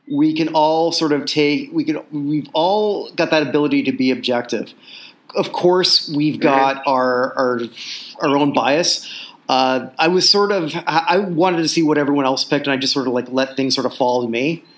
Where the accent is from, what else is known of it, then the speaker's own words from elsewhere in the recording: Burlington, Ontario, Canada; I'm from Burlington, Ontario.